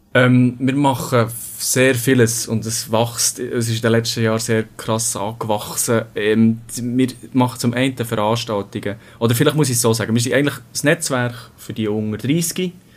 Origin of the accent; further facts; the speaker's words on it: Bern, Switzerland; also born or lived in Winterthur; ich bin 25, ich komme aus Bern